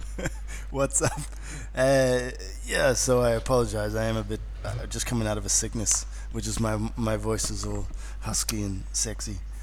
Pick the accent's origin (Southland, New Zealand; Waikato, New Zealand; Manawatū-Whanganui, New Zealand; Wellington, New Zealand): Wellington, New Zealand; accent: New Zealand; moved away as an adult; now in Australia; This is in Wellington, you know, where I grew up in New Zealand